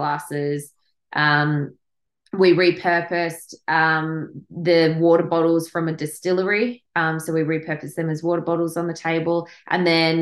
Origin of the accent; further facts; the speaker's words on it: Tasmania, Australia; also born or lived in Victoria; I was obviously Tasmanian